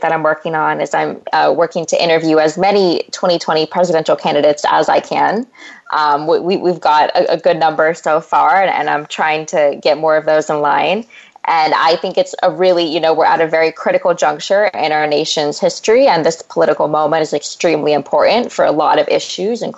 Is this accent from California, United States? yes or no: yes; California, United States; moved away as an adult; also born or lived in Massachusetts; I'm from California, grew up in a farming family, and then I went away to Harvard for 4 years